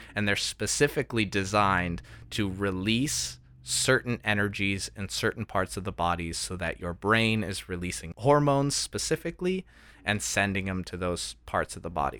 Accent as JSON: {"language": "English", "country": "United States", "said": "we're from America"}